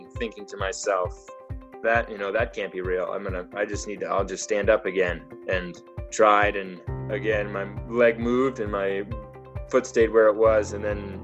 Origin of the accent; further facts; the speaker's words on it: New Hampshire, United States; moved away as an adult; also born or lived in Vermont / Big Sky, Montana; now in Jackson, United States; I grew up in New Hampshire